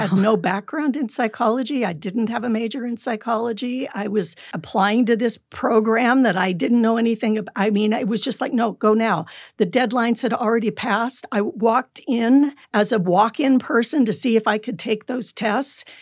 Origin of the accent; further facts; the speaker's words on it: California, United States; also born or lived in Michigan; now in Utah, United States; I grew up in California.